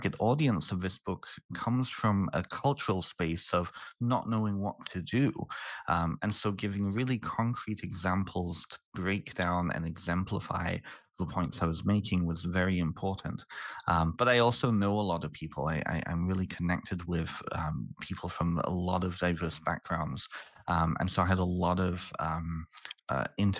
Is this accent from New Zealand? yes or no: no; Canada; also born or lived in United Kingdom; I'm originally from the UK. And so living and growing up in Canada